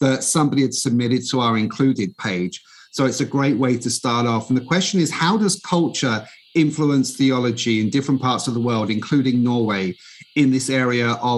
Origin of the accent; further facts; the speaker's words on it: London, United Kingdom; moved away as an adult; now in United States; I'm originally I'm British. I grew up in the East End of London